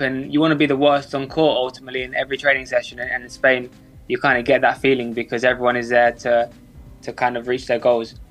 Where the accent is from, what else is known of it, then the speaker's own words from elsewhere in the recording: London, United Kingdom; I'm 23 years old. I'm from London.